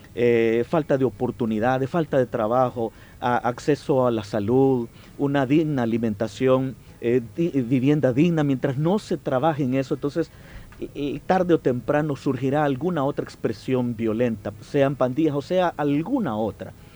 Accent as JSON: {"language": "Spanish", "country": "El Salvador", "said": "somos un pueblo, somos hermanos, somos salvadoreños"}